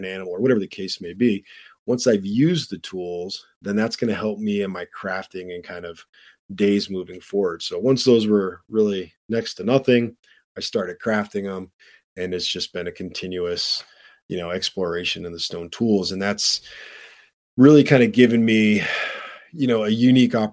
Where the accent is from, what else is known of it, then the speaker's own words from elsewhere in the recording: Flint, Michigan, United States; moved away; I was born in Flint, Michigan.